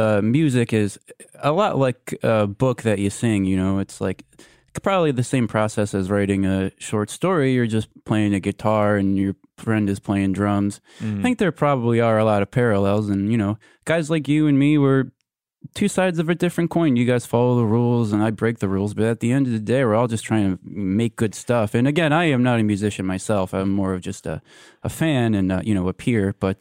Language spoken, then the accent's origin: English; New York City, New York, United States; Well, you know, I grew up in the Upper East Side. I was born in the 50s.